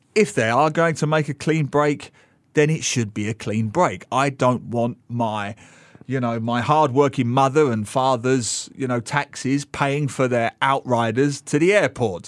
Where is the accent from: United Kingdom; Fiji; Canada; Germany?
United Kingdom; as a Brit myself